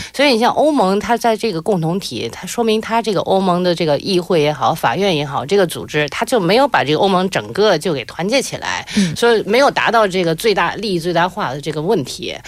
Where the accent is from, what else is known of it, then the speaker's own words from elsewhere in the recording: China; now in Seoul, South Korea; 我尽管是中国人，嗯。但是我自己会觉得我，我是首尔人